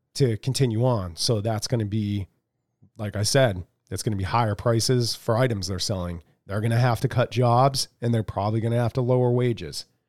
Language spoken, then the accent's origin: English; United States; as American people